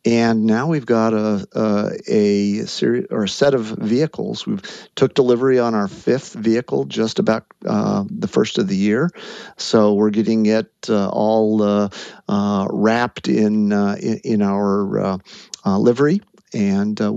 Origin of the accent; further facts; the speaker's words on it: Tucson, Arizona, United States; growing up in Tucson